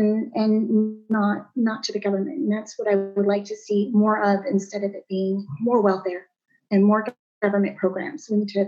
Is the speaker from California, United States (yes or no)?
yes; Southern California, United States; also born or lived in Maryland; I grew up in Southern California.